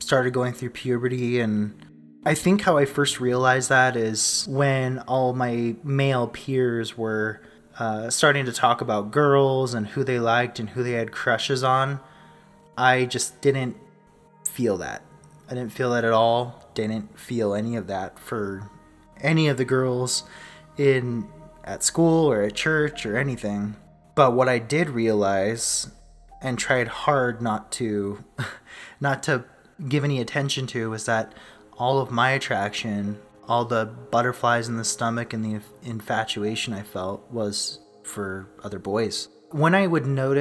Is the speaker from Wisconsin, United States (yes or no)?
no; Southern California, United States; now in Rexburg, Idaho, United States; I was born and raised in Southern California